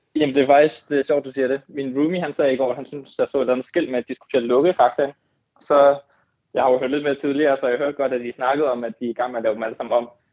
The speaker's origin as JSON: {"language": "Danish", "town": "Strandby", "region": "North Denmark Region", "country": "Denmark", "also_born_or_lived": "Brønshøj, Copenhagen", "moved": "yes", "lives_now": "Copenhagen, Denmark", "said": "Oprindeligt er jeg fra Nordjylland"}